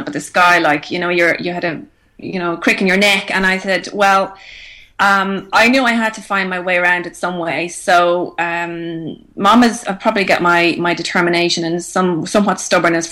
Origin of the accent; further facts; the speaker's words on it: Ireland; moved away as an adult; now in Australia; we all learned Irish growing up